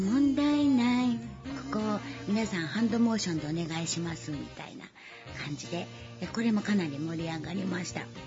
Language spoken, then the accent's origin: Japanese; Chiba, Japan; also born or lived in Kyoto; 地元千葉県